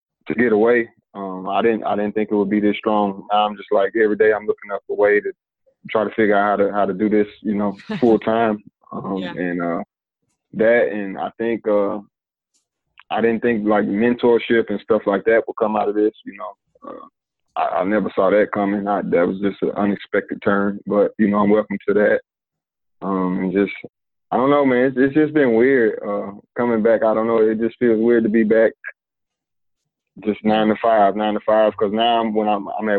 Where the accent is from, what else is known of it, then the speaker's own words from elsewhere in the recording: Asheville, North Carolina, United States; I'm from Asheville, North Carolina.